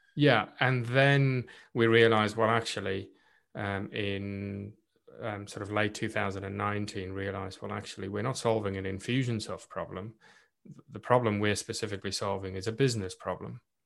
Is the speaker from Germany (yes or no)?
no; South Africa; first language Afrikaans; English is a second language; moved away as an adult; now in United Kingdom; I was born and raised in South Africa and being Afrikaans, South African as well, so not English speaking